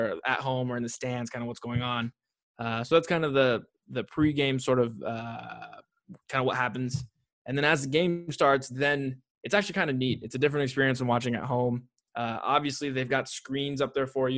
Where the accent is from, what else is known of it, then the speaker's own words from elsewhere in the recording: Bay Area, California, United States; I grew up in the Bay Area